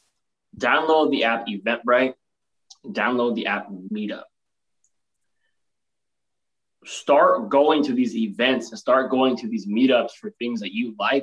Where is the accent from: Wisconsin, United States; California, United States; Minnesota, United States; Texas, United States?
California, United States; the 209 / the Central Valley; also born or lived in San Francisco Bay Area; I'm from the 209. I grew up in the Valley, right?